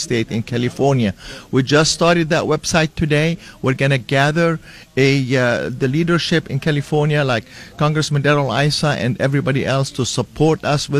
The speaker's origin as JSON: {"language": "English", "country": "Lebanon", "moved": "yes", "lives_now": "Escondido, United States", "said": "I am a brown-skinned legal immigrant here. I'm from Lebanon"}